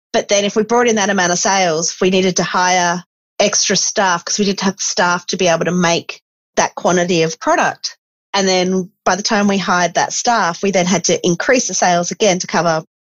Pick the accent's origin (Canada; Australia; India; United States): Australia; Esperance, Western Australia; I grew up in Esperance